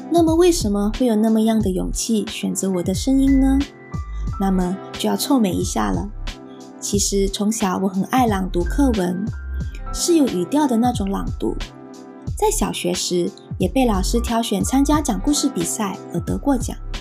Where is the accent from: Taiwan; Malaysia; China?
Malaysia; moved away as an adult; now in New Zealand; 我来自一个像火星那么热的热带国家，马来西亚。一家移居来到奇异国之地，新西兰